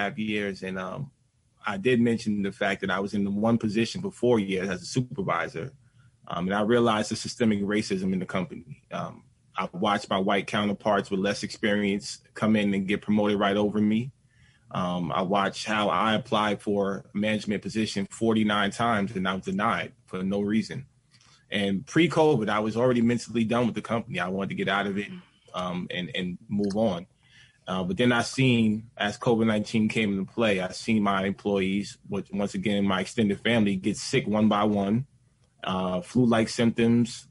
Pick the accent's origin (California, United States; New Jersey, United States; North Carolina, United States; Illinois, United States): New Jersey, United States; I'm from New Jersey. I worked in New York at Staten Island, but yeah, 10 minutes away my whole entire life, born and raised in New Jersey